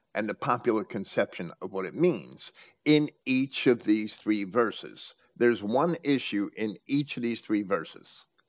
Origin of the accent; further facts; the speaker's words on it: Jersey City, New Jersey, United States; moved away; also born or lived in Virginia Beach, Virginia; where I was raised in Jersey City